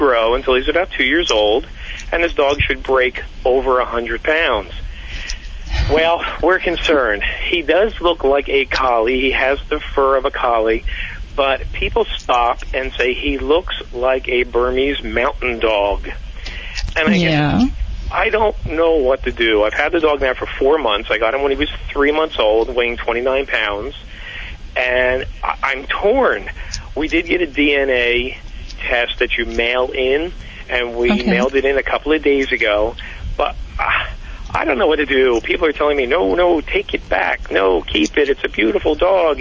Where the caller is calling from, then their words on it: Glenside, Pennsylvania, United States; I'm calling from a little town called Glenside, Pennsylvania